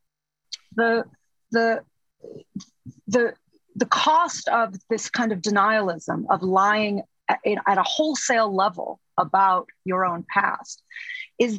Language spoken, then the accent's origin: English; United States; I'm an American